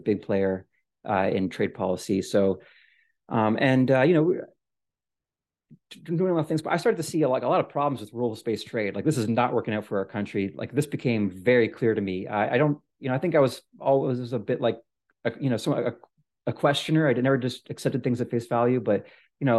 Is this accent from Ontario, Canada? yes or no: yes; Ottawa, Ontario, Canada; moved away as an adult; also born or lived in India / France / Washington, District of Columbia, United States; I actually grew up in Ottawa, Canada